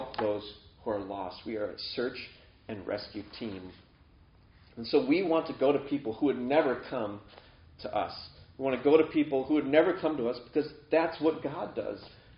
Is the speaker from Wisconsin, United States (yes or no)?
yes; near Chequamegon National Forest, Wisconsin, United States; this is an actual place by my hometown. The Schwamigan National Forest